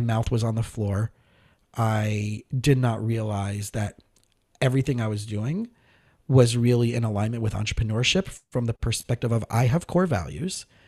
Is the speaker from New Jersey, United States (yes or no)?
no; South Florida, United States; also born or lived in Scranton, Pennsylvania; I grew up in South Florida.